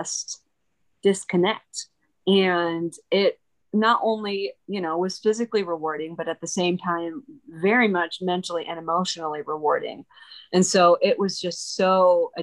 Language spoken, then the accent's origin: English; Midwest, United States; also born or lived in Ogden, Utah; now in Utah, United States; I grew up in the Midwest, where, you know, the coolest thing I saw was either cornfield or the Sears Tower